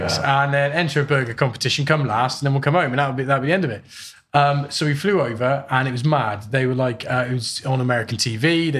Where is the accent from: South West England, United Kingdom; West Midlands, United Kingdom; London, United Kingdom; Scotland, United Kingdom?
West Midlands, United Kingdom; Hereford; being from Hereford, where we're from, you know, beef is a big thing.